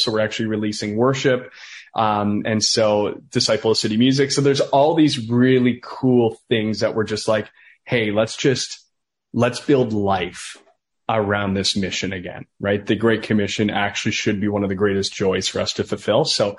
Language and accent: English; Listowel, Munster, Ireland; I was like, yeah, I come from Listowel. I'm an ex-drug dealer.